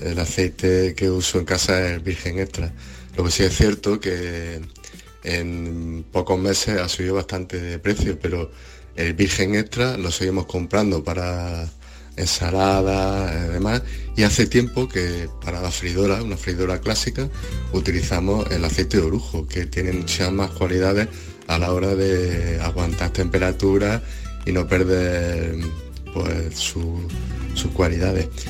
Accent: Úbeda, Andalusia, Spain; yo soy de Úbeda, de la Loma

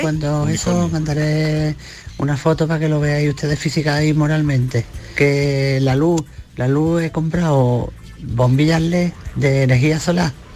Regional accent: Cantillana, Andalusia, Spain; yo que soy de Cantillana, allí hay un colegio, La Esperanza, que es donde yo estudié

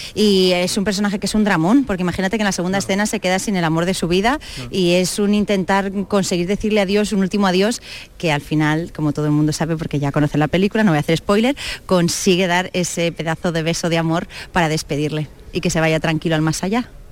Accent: Spain; soy española

